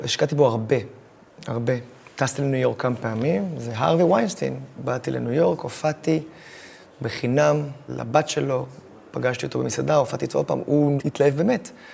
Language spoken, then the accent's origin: Hebrew; Israel; אני מישראל